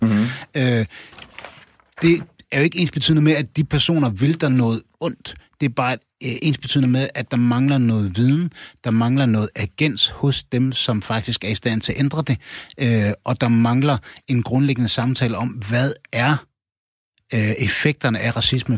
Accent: Aarhus, Central Denmark Region, Denmark; jeg er opvokset i Gellerparken

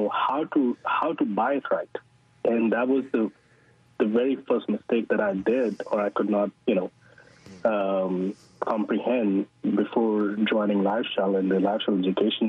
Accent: Pakistan; moved away as an adult; now in Houston, United States; originally I am from Pakistan. Was born and raised there, and I came here for school

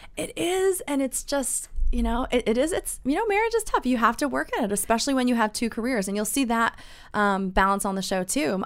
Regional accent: East Coast, United States; now in Orange County, California, United States; I was born and bred on the East Coast

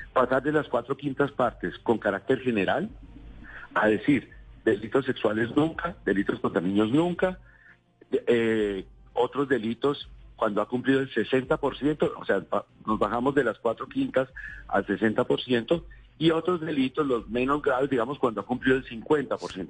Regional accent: Bogotá, Colombia; como bogotano que también soy

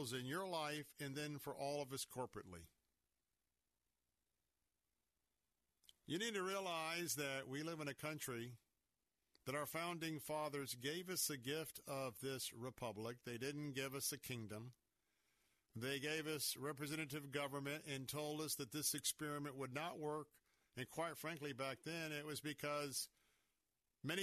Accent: Tampa, Florida, United States; I was born and raised here in Tampa, Florida.

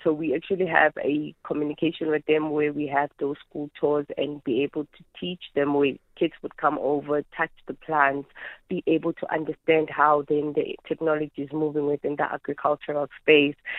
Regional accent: Soweto, Gauteng, South Africa; also born or lived in Midvaal; I was born and raised in Soweto

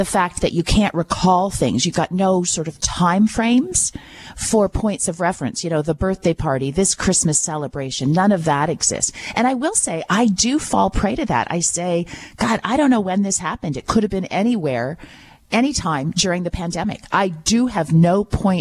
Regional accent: Listowel, Ontario, Canada; I come from Listowel. I understand how important that Listowel hospital is to our community

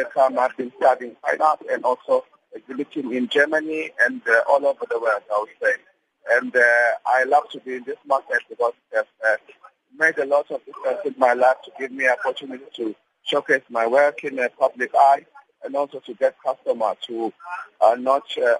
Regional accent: Durban, KwaZulu-Natal, South Africa; I'm from Devon

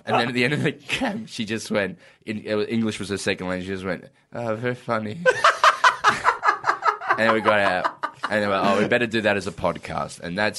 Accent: South Africa; now in Perth, Australia; We are two white South Africans.

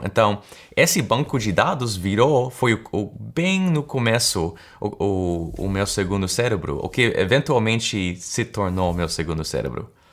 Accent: United States; accent: American; Portuguese is a second language; percebo aquele sotaque americano que eu tenho, porque eu nasci aqui, na verdade. Uh, então, eu sou americano

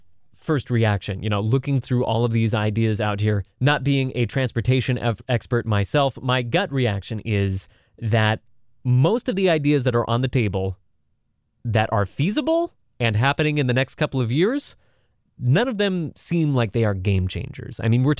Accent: Milpitas, California, United States; I grew up in Milpitas

